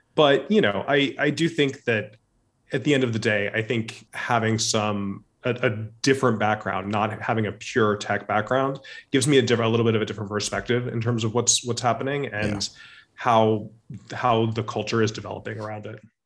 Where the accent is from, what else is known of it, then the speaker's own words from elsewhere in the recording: Orange County, Southern California, United States; I grew up in Southern California, in Orange County, outside of Los Angeles